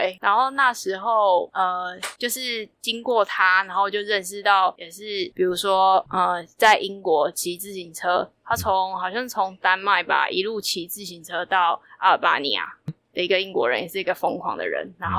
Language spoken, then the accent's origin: Chinese; Taiwan; 他说：“你是台湾人吗？”我说：“我是。”